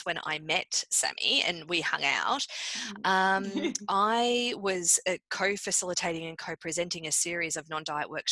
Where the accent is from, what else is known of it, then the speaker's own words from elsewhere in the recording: Australia; also born or lived in Canada; I'm Australian.